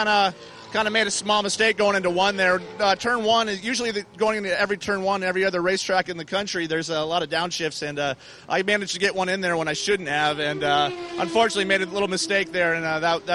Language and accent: English; Massachusetts, United States; now in California, United States; actually I grew up here in Massachusetts, and I moved out to California in 99.